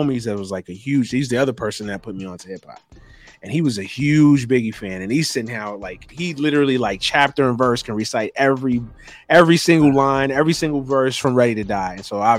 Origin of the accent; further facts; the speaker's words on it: Brooklyn, New York, United States; also born or lived in Florida; Spent some years in life in Florida as well, but my basically from birth to age 17, it's been New York City, man. It's been Brooklyn.